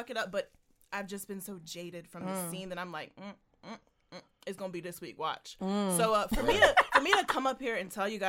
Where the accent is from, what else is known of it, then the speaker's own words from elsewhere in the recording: Portsmouth, Virginia, United States; I'm from Portsmouth, Virginia.